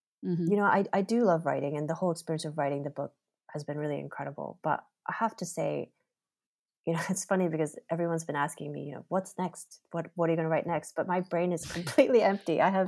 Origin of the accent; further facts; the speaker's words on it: Kentucky, United States; growing up in Kentucky